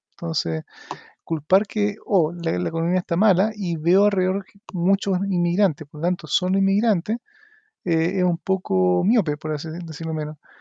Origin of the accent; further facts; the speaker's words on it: Chile; seamos los chilenos